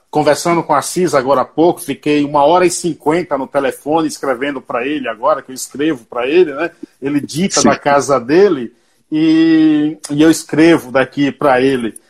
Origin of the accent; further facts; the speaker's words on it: Paiaiá, Nova Soure, Bahia, Brazil; Eu sou de um lugar chamado Paiaiá. É um povoado, é, é um povoado com 600 moradores, município de Nova Açores, a 225 quilômetros de Salvador